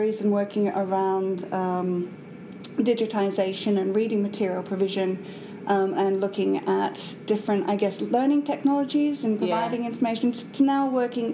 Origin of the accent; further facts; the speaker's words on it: Australia; accent: Australian; moved away as an adult; now in Edinburgh, United Kingdom; I'm from Australia.